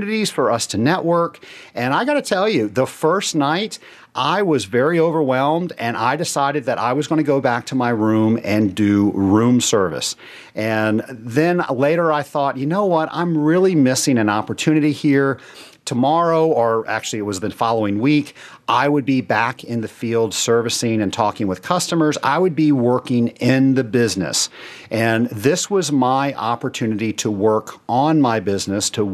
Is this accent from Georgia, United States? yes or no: yes; Atlanta, Georgia, United States; Atlanta, my hometown